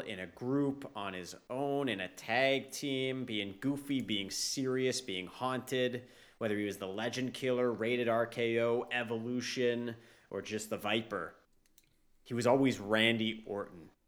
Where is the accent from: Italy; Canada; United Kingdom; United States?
Canada; as a Canadian